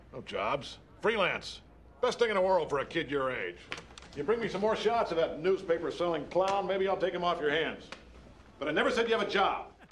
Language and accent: English; New York City, New York, United States; as a New Yorker